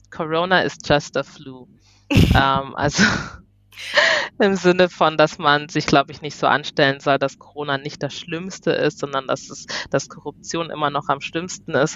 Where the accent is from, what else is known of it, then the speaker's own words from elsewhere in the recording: Germany; ich komme aus Deutschland